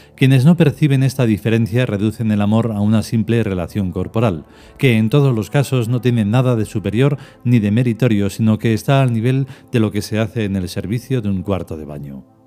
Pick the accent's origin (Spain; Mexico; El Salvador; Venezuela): Spain; En esta reencarnación soy español